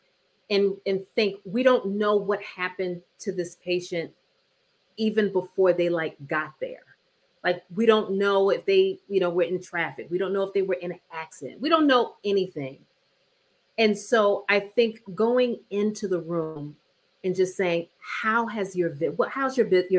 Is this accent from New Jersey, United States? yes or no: yes; New Jersey, United States; I'm from New Jersey